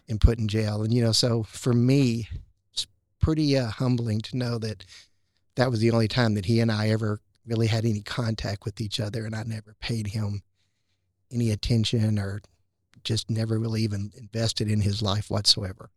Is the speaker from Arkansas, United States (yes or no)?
yes; Hot Springs, Arkansas, United States; I grew up in Hot Springs